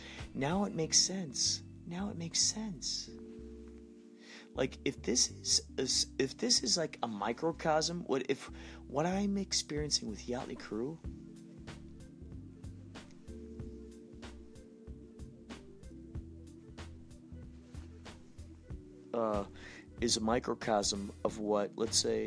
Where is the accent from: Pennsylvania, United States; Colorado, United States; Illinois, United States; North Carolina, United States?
Illinois, United States; Carol Stream; moved away; who I grew up with in Carroll Stream, Illinois, Chicagoland area, long ago